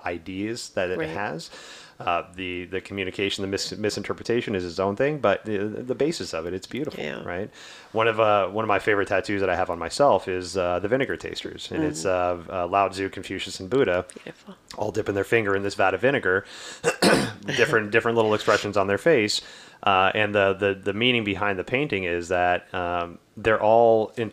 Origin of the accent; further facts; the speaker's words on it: the South, United States; growing up in the South